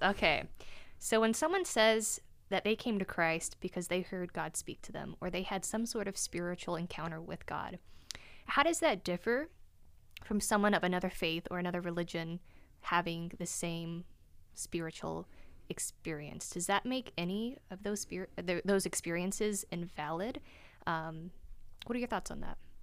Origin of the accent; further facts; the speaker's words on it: North Carolina, United States; moved away as an adult; also born or lived in Germany; now in Oregon, United States; I was born in Germany, but grew up in North Carolina